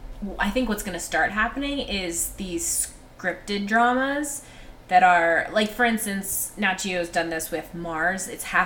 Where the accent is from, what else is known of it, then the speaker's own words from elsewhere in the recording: Cameroon; I knew nothing about these riots because I grew up in Africa in 1982. I think I was in Cameroon